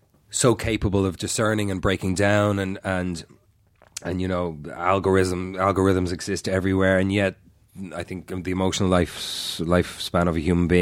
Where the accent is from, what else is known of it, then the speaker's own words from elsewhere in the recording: Ireland; accent: Irish; I'll instantly go back to sounding more Irish. And if I go home a couple of days at home and my accent thickens right up.